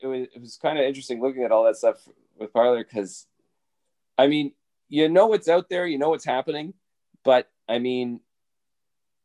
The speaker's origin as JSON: {"language": "English", "country": "Canada", "said": "I have always been like a proud Canadian"}